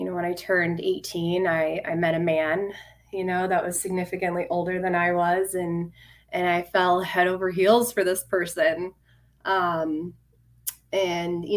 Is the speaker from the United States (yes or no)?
yes; Phoenix, Arizona, United States; I was born in Phoenix, Arizona. I've been out here. I'm still in Arizona my whole life.